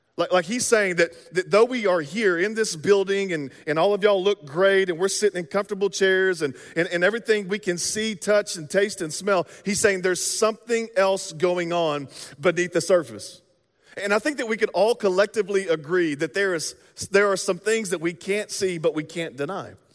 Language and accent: English; the South, United States; now in Midwest, United States; we're from the South